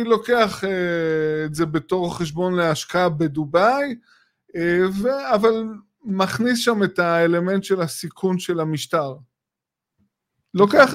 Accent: Israel; כישראלים שגרים בישראל

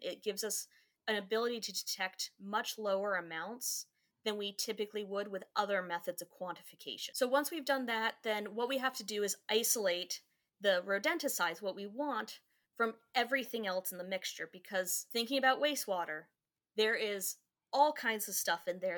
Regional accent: Goldvein, Virginia, United States; Fauquier County, in a really small town

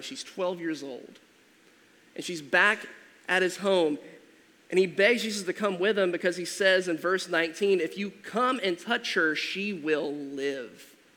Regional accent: Georgia, United States; moved away; I'm originally from Georgia, and so we had like 20 acres total

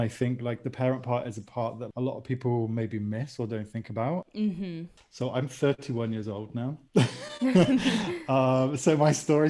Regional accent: Bristol, South West England, United Kingdom; moved away as an adult; now in Seville, Spain; Yeah, I'm from Bristol, but moved to Spain about 5 years ago.

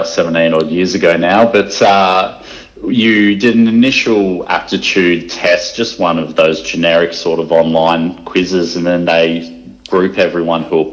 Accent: Sunshine Coast, Queensland, Australia; I grew up on the Sunshine Coast and had a pretty nice upbringing there

